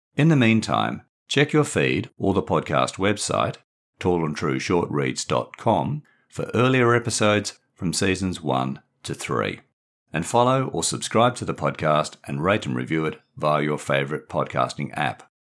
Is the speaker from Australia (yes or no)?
yes; Australia; moved away as an adult; also born or lived in Brighton, England / Windsor, England; In nineteen ninety-six, I returned to Australia.